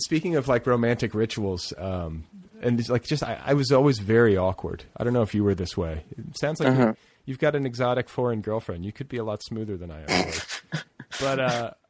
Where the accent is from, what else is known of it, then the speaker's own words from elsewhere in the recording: Indiana, United States; I grew up in Indiana